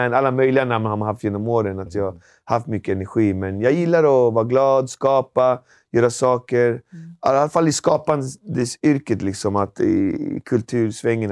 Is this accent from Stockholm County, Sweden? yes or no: yes; Alby, Stockholm County, Sweden; vi växte upp väldigt enkelt i Alby